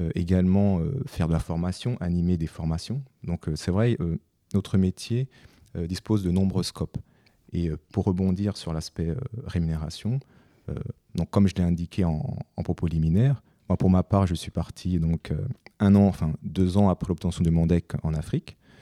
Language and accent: French; France; je suis né en France, j'ai fait toutes mes études en France